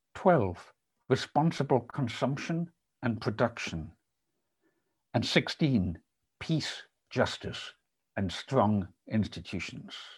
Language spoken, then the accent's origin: English; Isle of Lewis, Scotland, United Kingdom; the Isle of Lewis, which is where I was raised